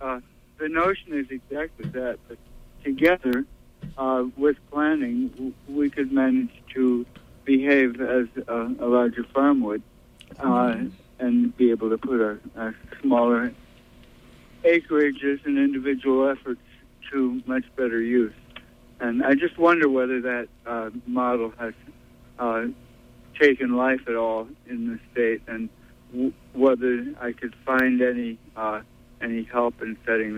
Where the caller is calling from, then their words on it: Brooklyn, New York, United States; Yeah, this is …. I'm calling from Brooklyn.